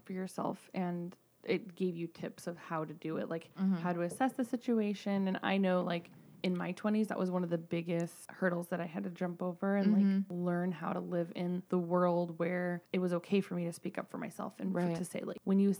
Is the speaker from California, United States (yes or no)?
yes; California, United States; I grew up in California, mm-hmm. so I have always had a little bit of an East Coast twang.